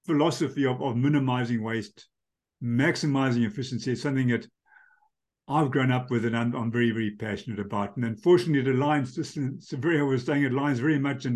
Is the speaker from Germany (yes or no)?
no; Bulawayo, Zimbabwe; moved away; I grew up in Bulawayo in Zimbabwe